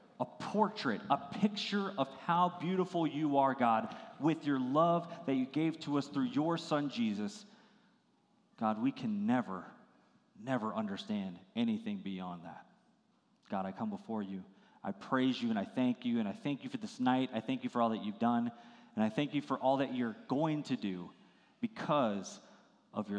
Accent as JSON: {"language": "English", "region": "Virginia", "country": "United States", "tie": "born or raised there", "said": "I grew up in Virginia, and it was such a beautiful area"}